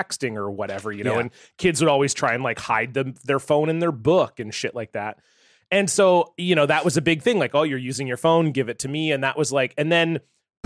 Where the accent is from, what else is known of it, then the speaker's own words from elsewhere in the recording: Ontario, Canada; I grew up in Ontario.